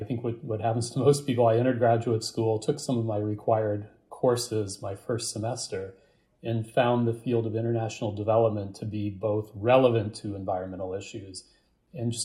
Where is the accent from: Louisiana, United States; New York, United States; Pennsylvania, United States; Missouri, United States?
Missouri, United States; St. Louis; moved away as an adult; also born or lived in East Coast; I grew up in the United States, in St. Louis, Missouri, in the middle of the country, and moved to the East Coast to attend university